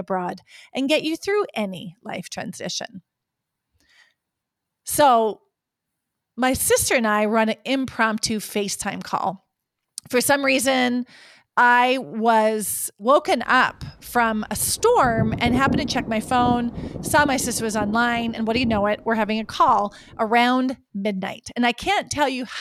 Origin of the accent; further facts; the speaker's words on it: Lake Sakakawea, North Dakota, United States; moved away; Lake Sakakawea, my home state and where I grew up.